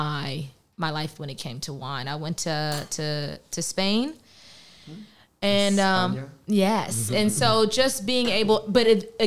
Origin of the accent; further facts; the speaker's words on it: Pittsburgh, Pennsylvania, United States; also born or lived in Philadelphia; I am from Pittsburgh, Pennsylvania, the great 412, the city of bridges, the black and yellow